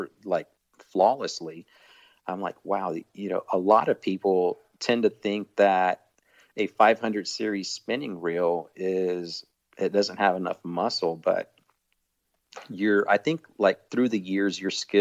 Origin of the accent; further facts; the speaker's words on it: Houston, Texas, United States; I was born and raised in Houston